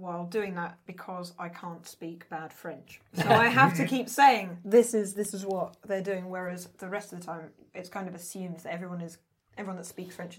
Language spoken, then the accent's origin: English; London, United Kingdom; that sort of thing is what happened to my voice growing up in East London and then like going to a posh university. And so my accent sort of changes